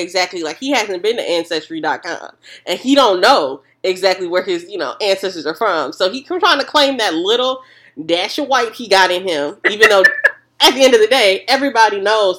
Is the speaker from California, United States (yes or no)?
no; St. Louis, Missouri, United States; I'm 24. From St. Louis